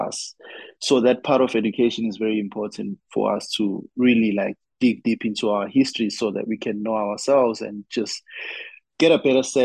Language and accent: English; Durban, KwaZulu-Natal, South Africa; now in Johannesburg, South Africa; I'm from KwaZulu-Natal here in South Africa